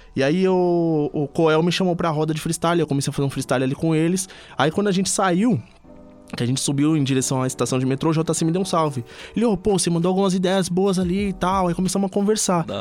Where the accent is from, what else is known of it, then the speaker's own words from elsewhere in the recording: Ipiranga, São Paulo, Brazil; also born or lived in Campanário; eu fui criado no Ipiranga, mas de, é, até os meus 12 anos. Depois eu fui pro Campanário.